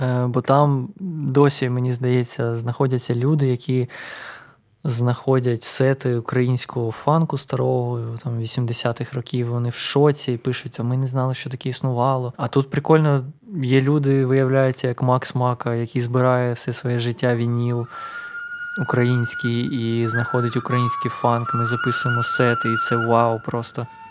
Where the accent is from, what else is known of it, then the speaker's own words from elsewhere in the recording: Luhansk, Luhansk Oblast, Ukraine; moved away as an adult; now in Kyiv, Ukraine; я з Луганська і я привик до повільного